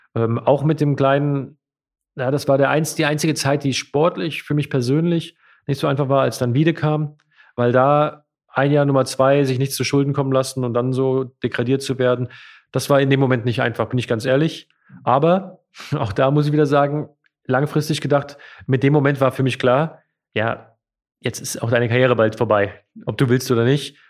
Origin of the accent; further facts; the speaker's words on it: Hesse, Germany; ich bin ein Lokalpatriot und ich bin Hesse